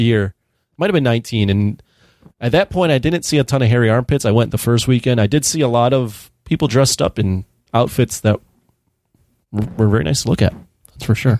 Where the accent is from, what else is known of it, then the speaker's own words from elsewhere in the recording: United States; as an American over here